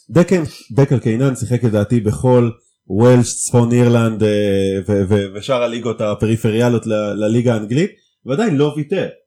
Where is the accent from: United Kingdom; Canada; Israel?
United Kingdom; accent: British; המבטא הבריטי שלי מתפרץ לפעמים.